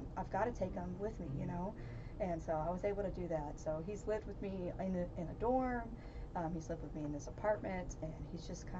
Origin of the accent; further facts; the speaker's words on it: Brownwood, Texas, United States; now in Stephenville, United States; the university in my hometown, which is Howard Payne